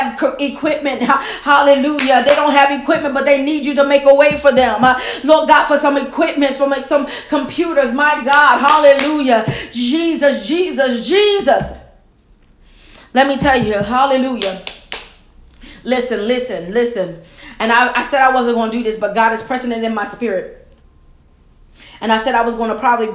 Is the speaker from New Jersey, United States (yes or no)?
yes; Camden, New Jersey, United States; my hometown, Camden, New Jersey.